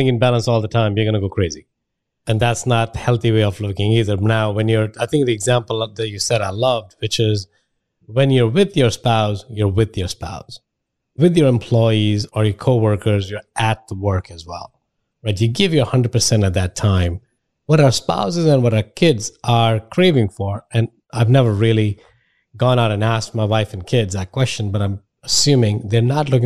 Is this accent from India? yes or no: yes; India; moved away; I'm from India